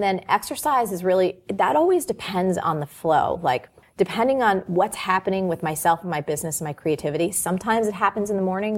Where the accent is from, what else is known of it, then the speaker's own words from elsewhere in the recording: New Jersey, United States; I'm from New Jersey.